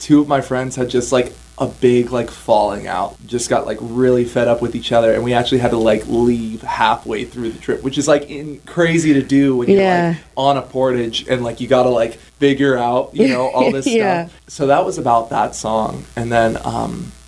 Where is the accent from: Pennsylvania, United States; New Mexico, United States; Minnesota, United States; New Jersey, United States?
Minnesota, United States; Stillwater; also born or lived in Ontario, Canada; my hometown in Stillwater